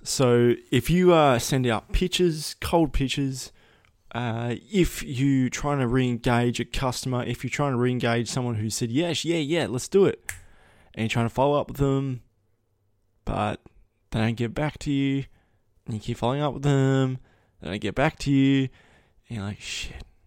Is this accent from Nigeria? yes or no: no; Australia; I was Australian